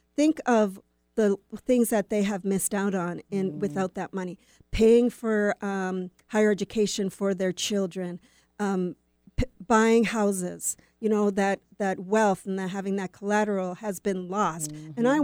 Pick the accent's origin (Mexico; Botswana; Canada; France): Canada; near Winnipeg, Manitoba; moved away as an adult; also born or lived in Vancouver, Canada / Willmar, Minnesota; I grew up near Winnipeg